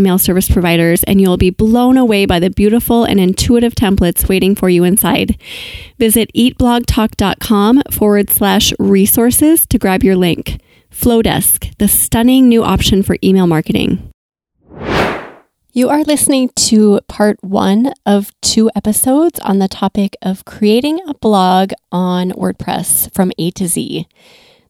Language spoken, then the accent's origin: English; Minnesota, United States; I'm from Minnesota